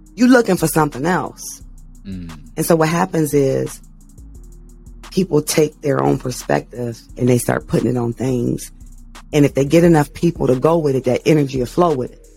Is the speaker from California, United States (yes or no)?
no; Canton, Ohio, United States; I'm from Canton, Ohio